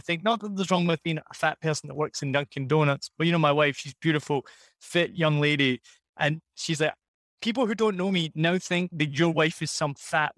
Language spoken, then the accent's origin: English; Scotland, United Kingdom; accent: Scottish; moved away as an adult; also born or lived in Rhode Island, United States; I lived here 4 years. I'm from Scotland